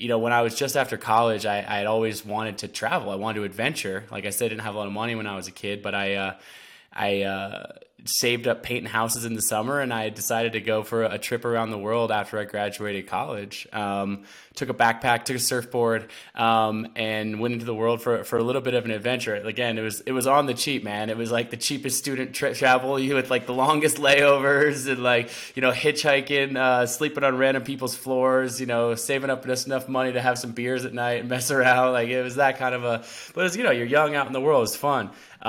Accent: Portland, Oregon, United States; But yeah, I grew up in the Pacific Northwest, mostly Portland, Oregon. Spent a lot of time out there.

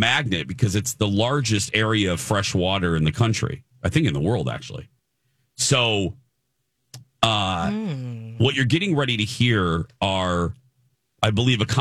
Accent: Chicago, Illinois, United States; on the western side down is O'Hare in my hometown.

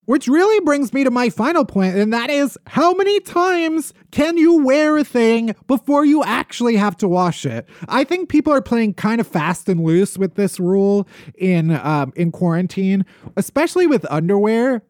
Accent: outside of Chicago, Illinois, United States; moved away

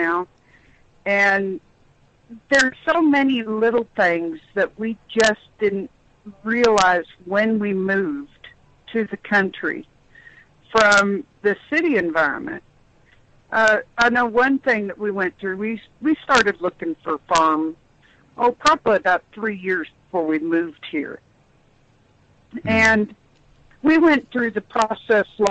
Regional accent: Independence, Missouri, United States; now in Iowa, United States; I grew up in the Kansas City area in Independence, Missouri

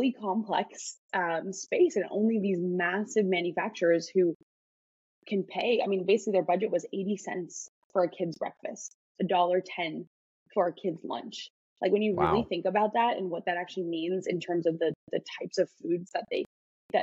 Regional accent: Chicago, Illinois, United States; moved away; I'm from Chicago

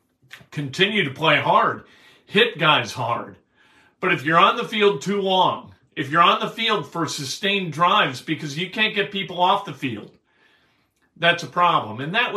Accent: Chicago, Illinois, United States; now in Indiana, United States; I grew up in Chicago, still have a lot of friends in Chicago.

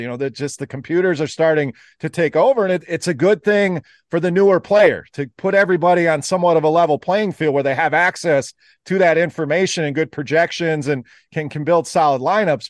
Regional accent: Wisconsin, United States; now in Michigan, United States; I, I actually live in the Michigan area, born and raised in Wisconsin, so still a cheesehead

